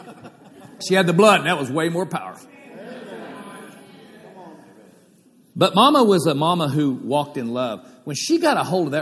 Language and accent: English; Oklahoma, United States; Growing up in Oklahoma